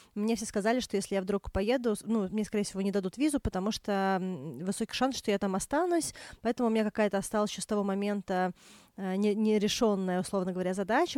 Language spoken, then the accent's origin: Russian; Moscow, Russia; also born or lived in Australia; Я выросла в Москве